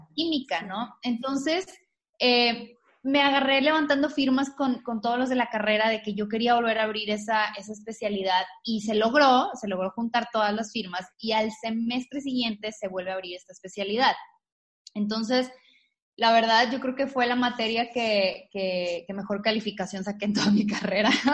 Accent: Tamaulipas, Mexico; Yo soy de Tamaulipas. Este, Yo soy de, de, una ciudad muy chiquita que se llama Hermoso Tamaulipas

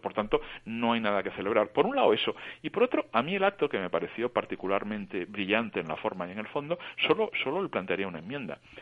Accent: Barcelona, Catalonia, Spain; yo que soy de Barcelona

